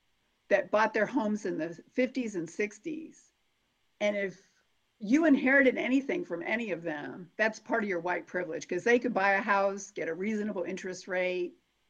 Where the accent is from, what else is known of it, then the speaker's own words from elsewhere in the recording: Chicopee, Massachusetts, United States; now in Evansville, United States; I come from Chicopee, Massachusetts